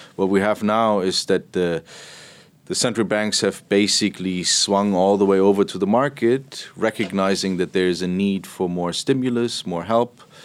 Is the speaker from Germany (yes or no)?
yes; Berlin, Germany; moved away; I'm from Berlin